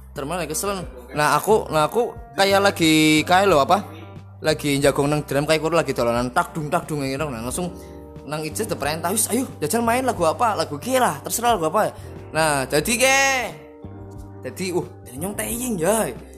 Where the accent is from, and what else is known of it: Sidabowa, Central Java, Indonesia; born or raised there